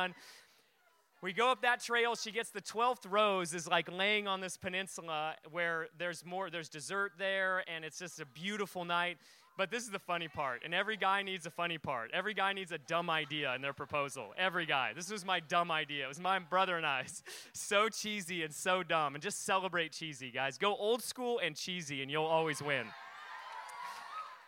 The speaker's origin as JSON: {"language": "English", "region": "Alaska", "country": "United States", "tie": "born or raised there", "also_born_or_lived": "Spokane, Washington", "moved": "as an adult", "said": "I came from Alaska"}